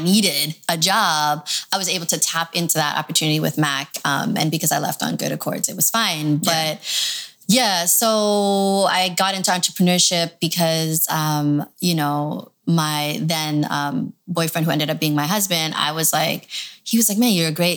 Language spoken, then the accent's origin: English; Toronto, Ontario, Canada; also born or lived in Michigan; now in Los Angeles, United States; I grew up in Toronto. So I've been all over, but I ended up in LA.